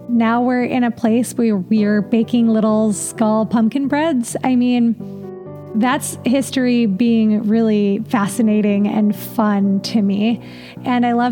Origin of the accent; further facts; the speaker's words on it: near Cedar Point, Ohio, United States; I grew up near Cedar Point, which is the largest amusement park in the world